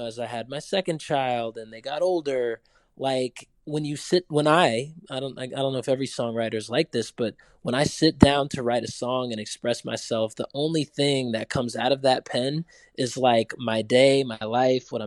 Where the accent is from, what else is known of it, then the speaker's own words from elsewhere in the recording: Durham, North Carolina, United States; I grew up in Durham